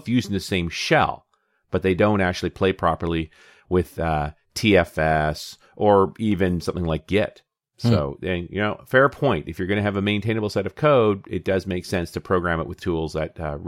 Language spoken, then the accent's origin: English; Canada; I'm a Canadian. Don't shoot me.